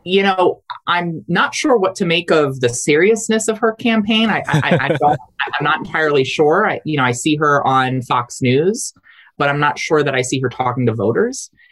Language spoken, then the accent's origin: English; Delaware, United States; my home state of Delaware